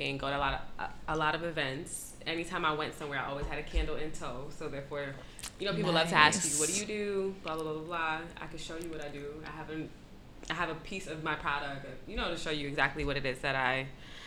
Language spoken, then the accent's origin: English; New York City, New York, United States; I am from Brooklyn, New York